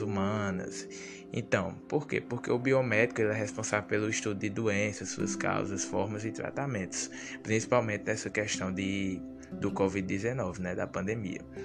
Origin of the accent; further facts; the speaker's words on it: Sousa, Paraíba, Brazil; sou natural da cidade de Souza, no interior da Paraíba